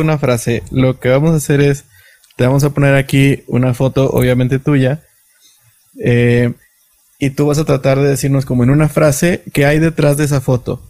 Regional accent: Matamoros, Tamaulipas, Mexico; also born or lived in Monterrey; now in Mexico City, Mexico; yo, soy de Matamoros, estudié en Monterrey, me adoptaron ahí 13 años, me adoptó la ciudad y ah, luego me vine para acá, Ciudad de México.

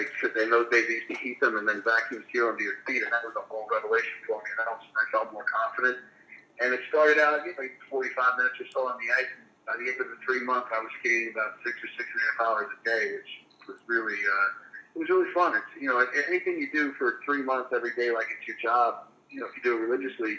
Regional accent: Long Island, New York, United States; I grew up in Long Island where the ponds outside really never froze solid enough to skate.

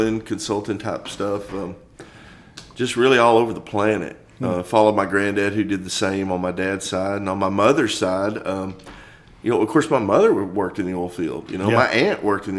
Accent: Odessa, Texas, United States; So, I grew up in Odessa

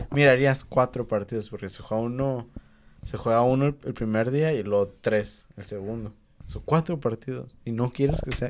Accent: Mexico; siendo mexicano

